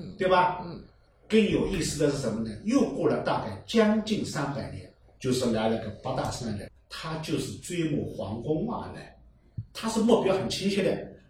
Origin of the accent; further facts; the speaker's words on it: Fuyang, Zhejiang, China; 他是在生在阜阳城里面，我是在大元山里，就是在富春江的江南。这个距离富春江呢有二十里路